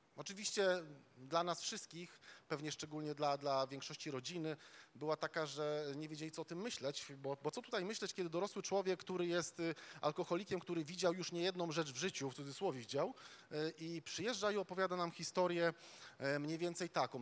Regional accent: Łódź, Łódź Voivodeship, Poland; my, my tam z Łodzi, e, my, my z Łodzi

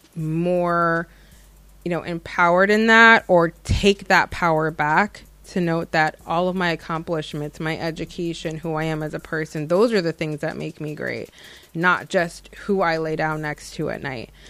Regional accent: United States; having been born and raised in America

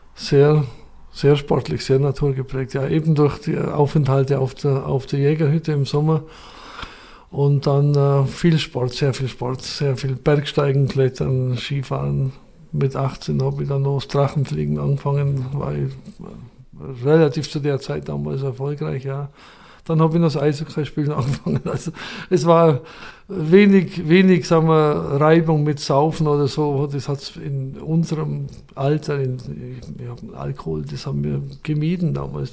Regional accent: Schwangau, Bavaria, Germany; ich bin in Schwangau geboren, wirklich im Elternhaus geboren, neunzehnhundertsechsundfünfzig

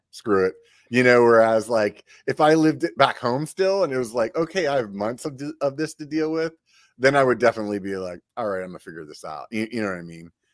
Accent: Pennsylvania, United States; now in Sacramento, United States; I grew up in Pennsylvania

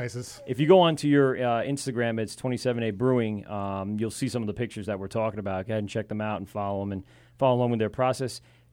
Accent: Amityville, New York, United States; I grew up in Amityville, but I swam at the high school through one of the clubs.

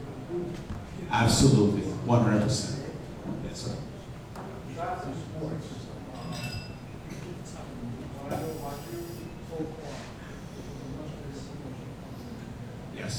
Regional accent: Argentina; moved away; I was born in Argentina

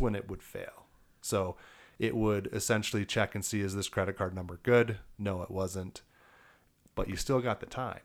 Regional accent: Elizabeth, Colorado, United States; also born or lived in Milwaukee, Wisconsin; Grew up in Elizabeth

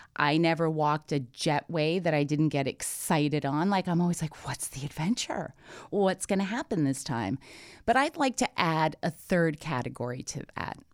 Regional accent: Toronto, Ontario, Canada; I'm Canadian born. I'm from Toronto. I understand concrete. I understand taxis. I understand subways. I mean, this is, you know, this is how I grew up

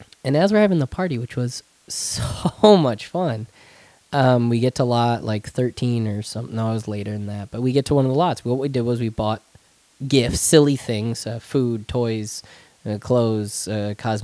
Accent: Spencer, New York, United States; moved away; the one that lives in Spencer in my hometown where my family is

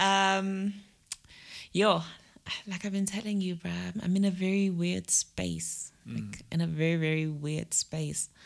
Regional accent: Hammersdale, KwaZulu-Natal, South Africa; also born or lived in Pietermaritzburg; Home is, I grew up in Hammersdale

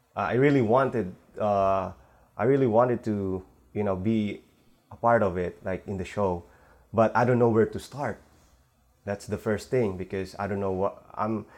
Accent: Manila, Metro Manila, Philippines; now in San Francisco Bay Area, United States; originally I'm from uh, Philippines in Manila. So we moved here with my family 2007

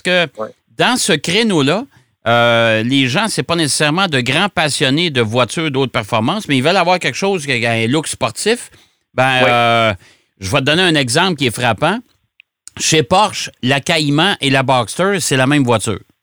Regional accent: Trois-Rivières, Quebec, Canada; dans mon patelin en Trois-Rivières

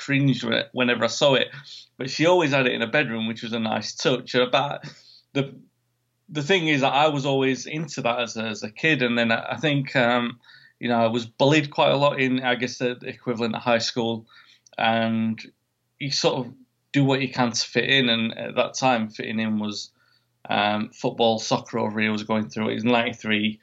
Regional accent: Sheffield, Yorkshire and the Humber, United Kingdom; my hometown, Sheffield

